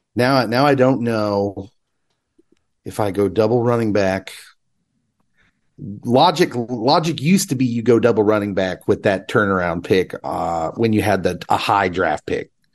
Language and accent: English; Kansas, United States; I'm from Kansas